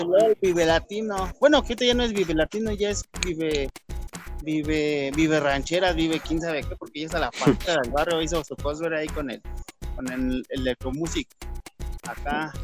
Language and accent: Spanish; Mexico City, Mexico; estamos en México, en Ciudad de México.